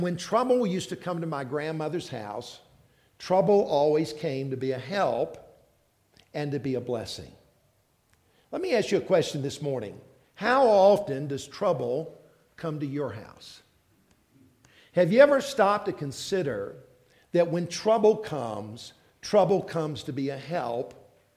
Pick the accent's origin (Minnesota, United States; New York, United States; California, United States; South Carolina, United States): South Carolina, United States; moved away; also born or lived in South Georgia; I was raised in South Carolina. So I'm a Southerner